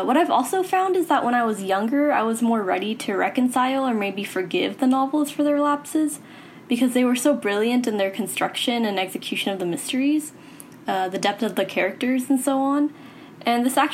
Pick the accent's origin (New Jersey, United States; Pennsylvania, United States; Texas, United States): Texas, United States; Houston; I'm from Houston, Texas